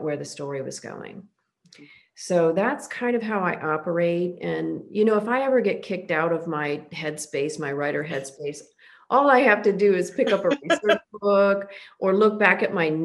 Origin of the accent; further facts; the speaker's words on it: Oregon and Washington, Eastern Washington, Pacific Northwest, United States; moved away as an adult; also born or lived in Texas / Southern California / Northern California; now in Florida, United States; I grew up in the Pacific Northwest in Oregon and Washington